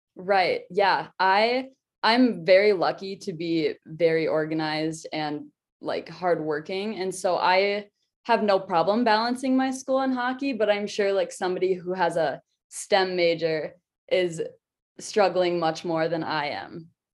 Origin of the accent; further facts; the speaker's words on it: Minnesota, United States; moved away as an adult; now in Denver, United States; I loved growing up in Minnesota because everybody is a hockey fan